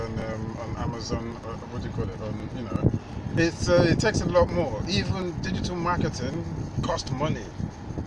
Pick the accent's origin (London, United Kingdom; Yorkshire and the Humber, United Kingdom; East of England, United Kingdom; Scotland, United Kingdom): London, United Kingdom; now in New York, United States; I'm originally from London, England